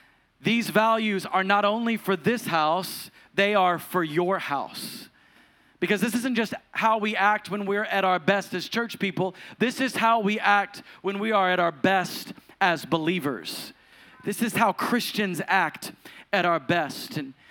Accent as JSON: {"language": "English", "region": "the South", "country": "United States", "tie": "born or raised there", "said": "I grew up in the Pentecostal church, and this is the South, so it's the Pentecostal church."}